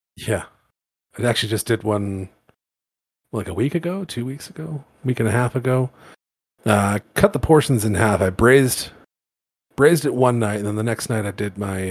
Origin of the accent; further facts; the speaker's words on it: Toronto, Ontario, Canada; moved away as an adult; now in Alberta, Canada; So I grew up in Toronto, which is in Ontario.